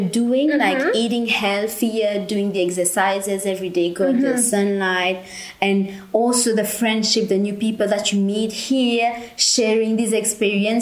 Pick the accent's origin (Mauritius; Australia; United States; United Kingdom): Mauritius; moved away; I'm from Mauritius.